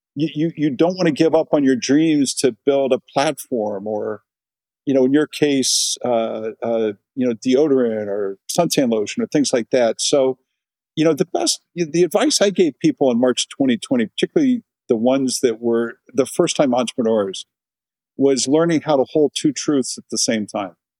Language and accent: English; Cincinnati, Ohio, United States; I grew up in Cincinnati, Ohio, kind of a classic middle class uh, upbringing